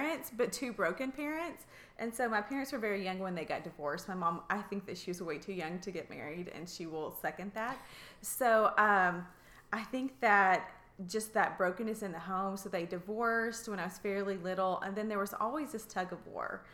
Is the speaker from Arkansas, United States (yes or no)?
yes; Russellville, Arkansas, United States; also born or lived in Oklahoma / Missouri / Bella Vista, Arkansas; I grew up in Russellville, Arkansas, so born and raised.